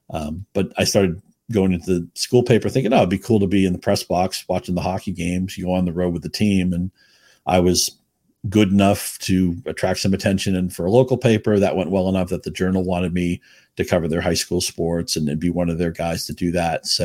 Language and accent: English; New England, United States; I mean, I grew up in New England with this killer Boston Globe sports section